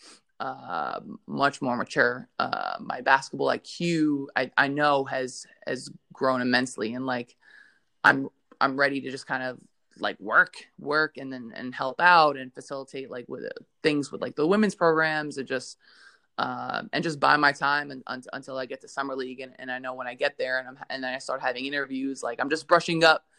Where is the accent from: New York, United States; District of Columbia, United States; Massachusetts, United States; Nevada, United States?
New York, United States; accent: Brooklyn; I grew up in Brooklyn, New York, in a very, very diverse neighborhood.